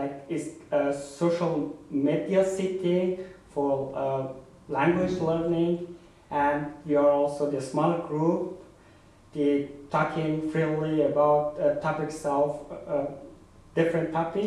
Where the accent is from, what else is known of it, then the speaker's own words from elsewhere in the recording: Afghanistan; English is a second language; now in Berlin, Germany; I'm from Afghanistan. I've been living in Berlin for 6 years